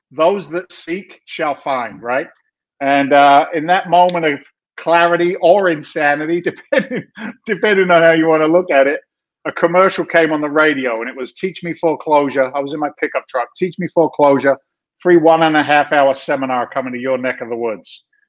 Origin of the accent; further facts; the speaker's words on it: London, United Kingdom; moved away as an adult; now in United States; I'm actually an immigrant to the United States of America. Don't tell anybody. It's a secret. I came from London, England back in 1986, became a naturalized citizen